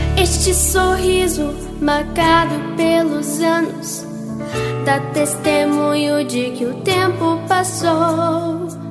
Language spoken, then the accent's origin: Portuguese; Pouso Alegre, Minas Gerais, Brazil; sou de Pouso Alegre, Minas Gerais